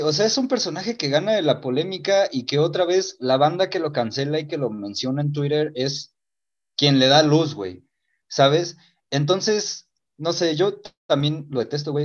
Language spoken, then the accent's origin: Spanish; Mexico; Para nosotros los mexicanos